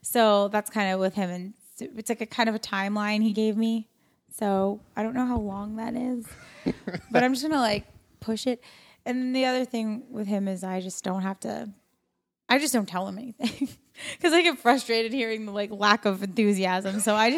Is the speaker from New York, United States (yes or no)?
yes; New York, United States; now in West Coast, United States; New York.